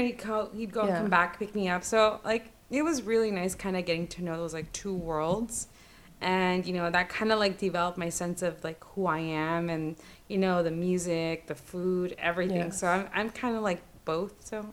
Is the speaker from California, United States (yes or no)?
yes; Lynwood, California, United States; also born or lived in Tijuana, Mexico; So Chicana, Chicana. I'm based in Los Angeles, born and raised. I'm from Lingwood